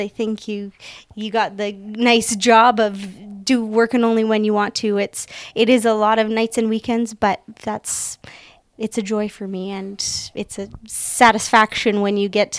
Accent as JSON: {"language": "English", "town": "Camrose", "region": "Alberta", "country": "Canada", "tie": "born or raised there", "said": "I was born and raised in Camrose"}